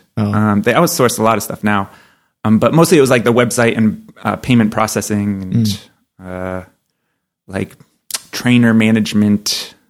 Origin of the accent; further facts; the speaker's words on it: New Hampshire, United States; I'm from New Hampshire.